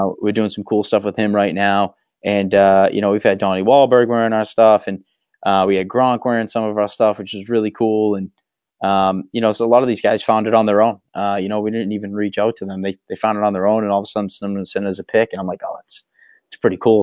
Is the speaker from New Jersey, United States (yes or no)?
no; Waltham, Massachusetts, United States; I grew up in Waltham.